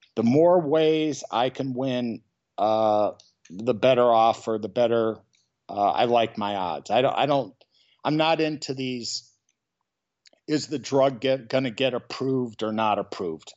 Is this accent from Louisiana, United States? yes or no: no; Chicago, Illinois, United States; now in San Francisco, United States; I'm from Chicago, Illinois, originally